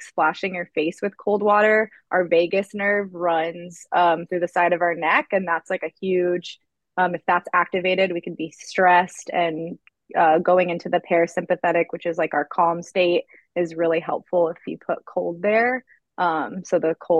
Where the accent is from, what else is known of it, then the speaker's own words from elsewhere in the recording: Georgia, United States; moved away; I'm from Georgia